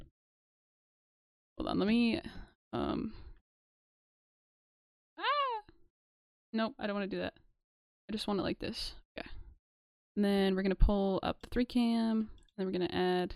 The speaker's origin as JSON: {"language": "English", "country": "United States", "said": "I am from the United States"}